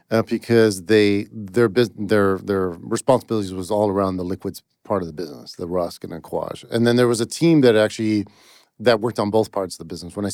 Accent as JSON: {"language": "English", "town": "Toronto", "region": "Ontario", "country": "Canada", "tie": "born or raised there", "said": "In Toronto, Canada."}